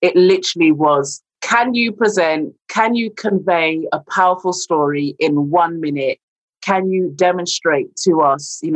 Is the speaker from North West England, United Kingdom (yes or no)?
no; London, United Kingdom; moved away as an adult; now in Leicester, United Kingdom; I'm originally from London, came to Leicester to study drama